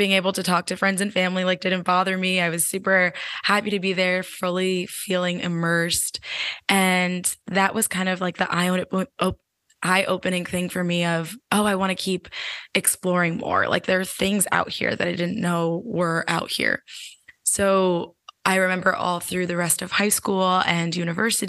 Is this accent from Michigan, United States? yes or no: no; New Jersey, United States; moved away as an adult; I was raised in New Jersey in the States